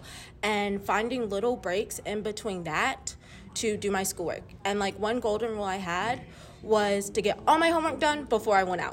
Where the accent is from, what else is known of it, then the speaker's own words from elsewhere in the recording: Kernersville, North Carolina, United States; I'm from Kernersville, North Carolina